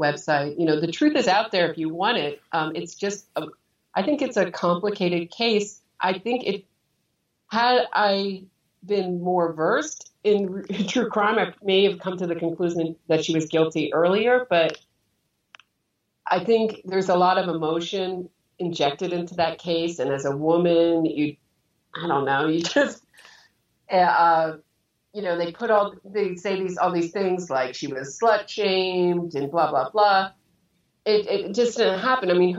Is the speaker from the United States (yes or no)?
yes; Pennsylvania, United States; moved away; also born or lived in New York City; I was raised in Pennsylvania.